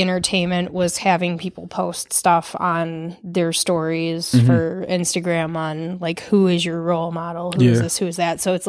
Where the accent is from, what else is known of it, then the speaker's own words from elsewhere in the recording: Farmington, Michigan, United States; I did. I grew up in Michigan.